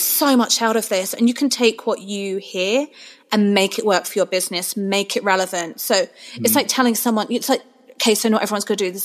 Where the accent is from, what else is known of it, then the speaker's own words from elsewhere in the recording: England, United Kingdom; moved away; that's my heritage. I'm from England.